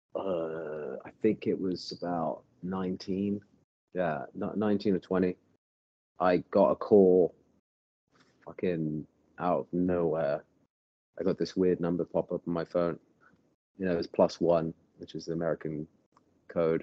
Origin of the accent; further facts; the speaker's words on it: Bath, South West England, United Kingdom; moved away as an adult; now in Los Angeles, United States; I grew up in Bath, England, and um, moved to California about ten years ago.